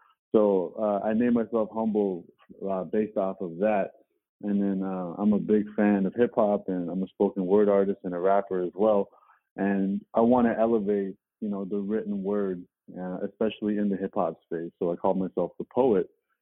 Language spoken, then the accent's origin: English; Toronto, Ontario, Canada; I was born and raised in Toronto.